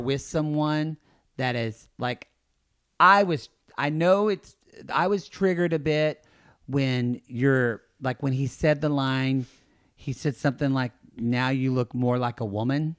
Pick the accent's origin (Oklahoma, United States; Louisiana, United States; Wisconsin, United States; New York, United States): Oklahoma, United States; I'm from Oklahoma